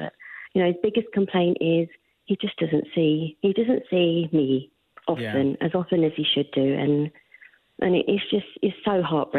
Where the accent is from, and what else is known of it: London, United Kingdom; moved away as an adult; now in Oakville, Canada